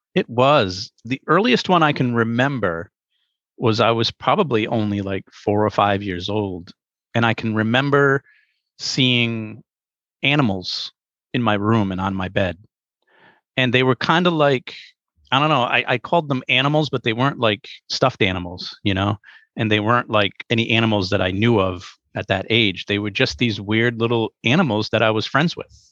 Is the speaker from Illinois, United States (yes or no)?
no; Pawtucket, Rhode Island, United States; I ended up growing up in Pawtucket, Rhode Island.